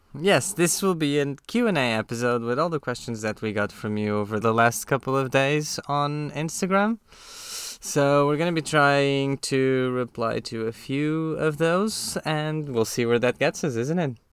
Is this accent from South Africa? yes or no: no; Tomar, Centro, Portugal; English is a second language; moved away as an adult; now in London, United Kingdom; We are both from the same city in Portugal. We grew up in Tomar.